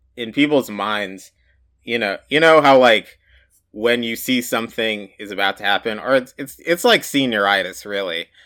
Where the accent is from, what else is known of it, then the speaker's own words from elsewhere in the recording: United States; growing up in the United States